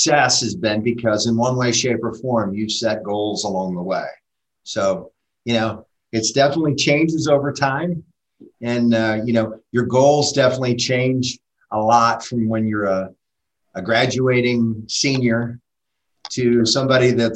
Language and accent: English; Pittsburgh, Pennsylvania, United States; moved away as an adult; I was raised in Pittsburgh. So I was raised in Pittsburgh, graduated high school in Pittsburgh